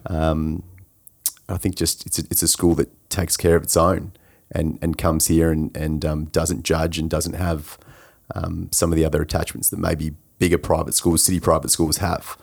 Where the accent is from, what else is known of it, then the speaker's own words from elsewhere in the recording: Coldstream, Victoria, Australia; I grew up in Coldstream, so I was a little way from Monash in, in Clayton